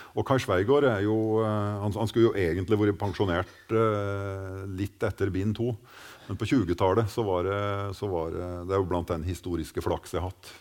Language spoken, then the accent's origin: Norwegian; Gudbrandsdalen, Innlandet, Norway; våre strøk i Norge